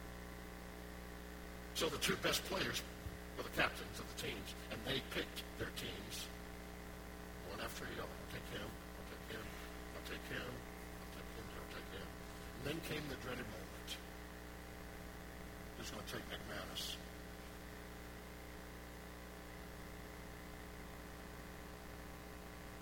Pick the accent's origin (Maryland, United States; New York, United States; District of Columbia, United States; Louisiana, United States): Louisiana, United States; New Orleans; moved away; I grew up in New Orleans